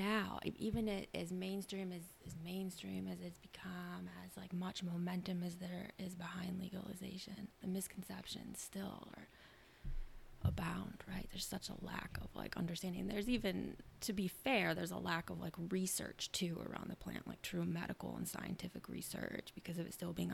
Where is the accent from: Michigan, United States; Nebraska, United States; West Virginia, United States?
Michigan, United States; moved away as an adult; also born or lived in Washington, D.C.; I was born and raised in Michigan, but I've lived all over for a while